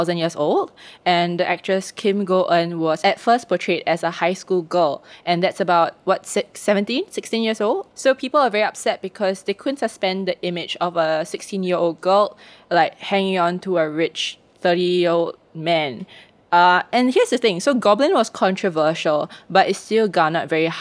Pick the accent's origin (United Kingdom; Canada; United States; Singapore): Singapore; I was like, oh, Singapore